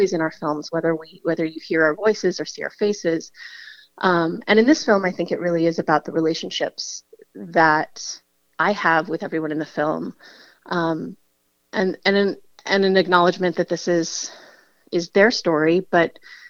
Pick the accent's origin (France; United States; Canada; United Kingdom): United States; the Bay Area, California; I come from the Bay Area and a really rich diversity of gender there